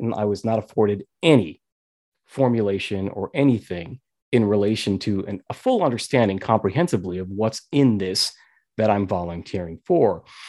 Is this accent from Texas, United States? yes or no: no; New York, United States; I was born and raised in New York, and I was there when nine eleven happened.